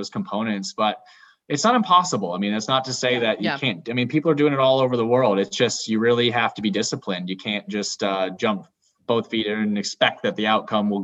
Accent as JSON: {"language": "English", "region": "England", "country": "United Kingdom", "tie": "born or raised there", "moved": "yes", "said": "I was born in England. My whole family's there"}